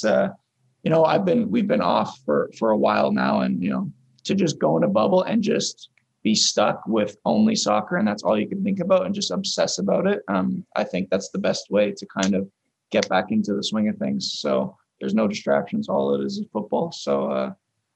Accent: York, Ontario, Canada; born or raised there; moved away as an adult

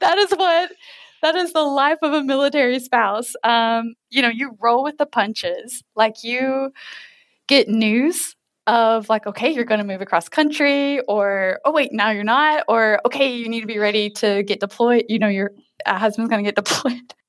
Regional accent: Kentucky, United States; now in Oak Harbor, United States; I'm from Kentucky, and I currently live in Oak Harbor, Washington State

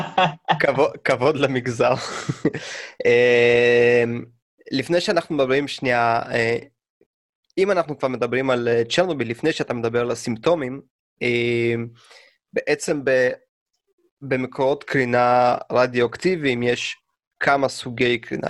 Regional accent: Russia; now in Israel; אני כשהייתי קטן ברוסיה

